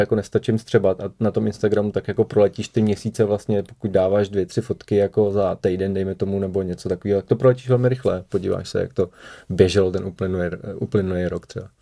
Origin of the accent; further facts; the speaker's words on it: Prague, Czechia; also born or lived in Moravian Wallachia; narodil jsem se teda na Valašsku, ale v Praze jsem od 6 let, takže už se považuji za Pražáka